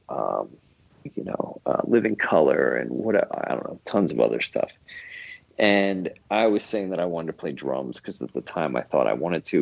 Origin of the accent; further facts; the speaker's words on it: Philadelphia, Pennsylvania, United States; pretty much born and raised in Philadelphia area. I was born just outside of Philadelphia